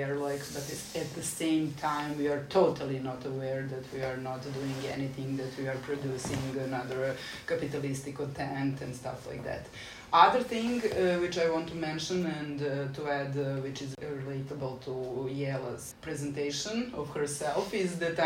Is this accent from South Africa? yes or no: no; Belgrade, Serbia; I'm from Belgrade, and since I'm born in 77, I still have that experience of being a pioneer, like Tito's pioneer, which means that I'm sort of raised on some values